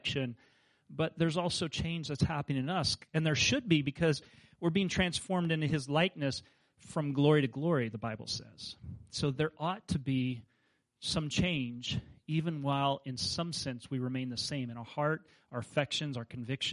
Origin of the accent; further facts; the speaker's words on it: Kansas, United States; moved away; I grew up in Kansas where there were no mountains